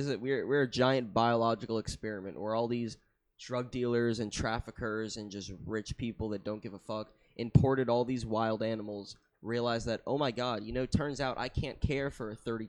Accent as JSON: {"language": "English", "town": "Miami", "region": "Florida", "country": "United States", "said": "I'm from Miami."}